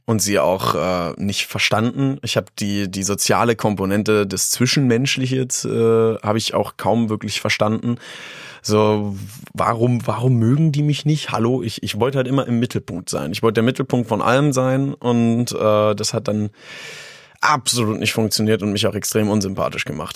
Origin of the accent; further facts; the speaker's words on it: Hattorf am Harz, Lower Saxony, Germany; now in Göttingen, Germany; Aufgewachsen bin ich tatsächlich in Hattorf am Harz